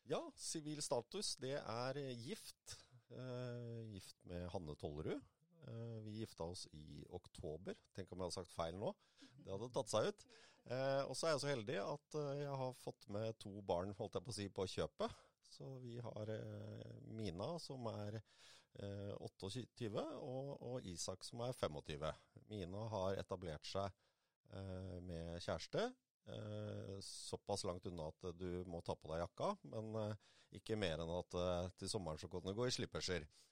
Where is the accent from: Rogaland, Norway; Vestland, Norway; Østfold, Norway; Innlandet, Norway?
Østfold, Norway; Moss; also born or lived in Jeløya; født og oppvokst på Mosseskogen. bor nå på Jeløya